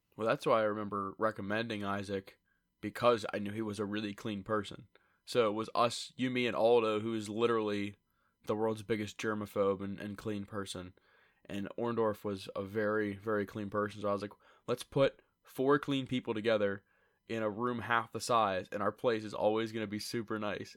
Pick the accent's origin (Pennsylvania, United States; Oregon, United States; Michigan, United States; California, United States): Pennsylvania, United States; Lewistown; We're from Lewistown, State College area